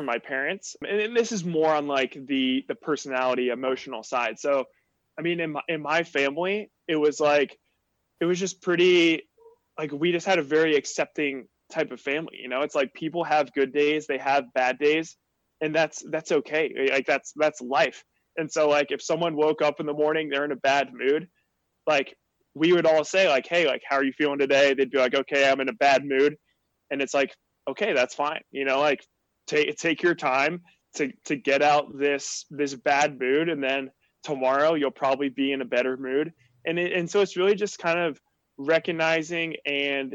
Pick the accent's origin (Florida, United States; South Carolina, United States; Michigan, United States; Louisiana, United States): Florida, United States; Jacksonville; I grew up in Jacksonville, Florida